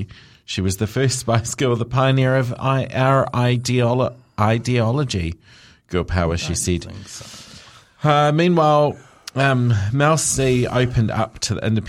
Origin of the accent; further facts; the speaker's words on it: Liverpool, North West England, United Kingdom; I'm from Liverpool. It was a name that was not celebrated celebrated in that region.